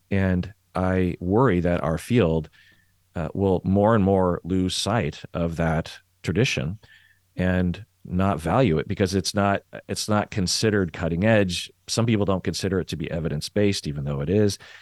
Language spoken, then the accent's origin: English; Seattle, Washington, United States; I'm from Seattle